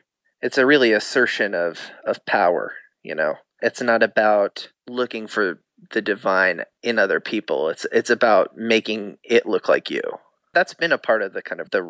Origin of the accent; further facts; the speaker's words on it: Muncie, Indiana, United States; moved away; also born or lived in Kansas; I grew up in Muncie, Indiana, and then my family moved to Kansas.